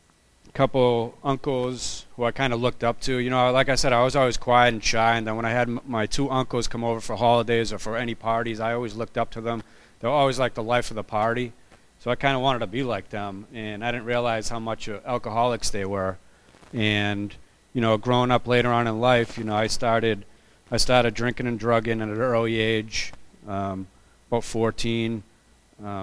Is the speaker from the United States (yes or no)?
yes; Boston, Massachusetts, United States; I was born and raised in Boston in the projects, a little town called Charlestown